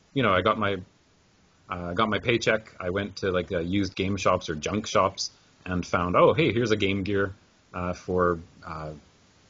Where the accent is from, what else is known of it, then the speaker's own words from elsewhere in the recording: Vancouver, British Columbia, Canada; moved away as an adult; now in Japan; I grew up in Vancouver, Canada. And 2002, when I graduated university, I came to Japan and started teaching English, and I'm still in Japan now